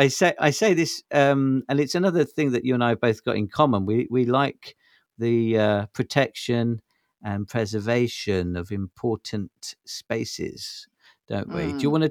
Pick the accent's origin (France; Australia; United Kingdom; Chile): United Kingdom; London; I think I was spoiled growing up in Soho when I was younger